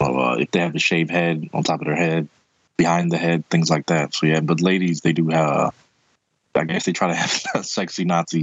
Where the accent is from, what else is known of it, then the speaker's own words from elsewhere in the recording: Philadelphia, Pennsylvania, United States; my hometown in Kensington, Philadelphia